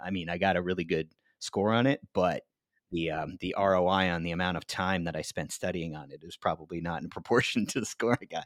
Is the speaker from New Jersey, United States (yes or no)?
yes; New Jersey, United States; my home state of New Jersey